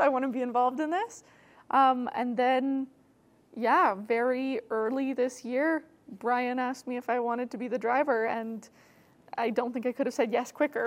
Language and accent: English; Alberta, Canada; moved away as an adult; now in Toronto, Canada; I grew up in Alberta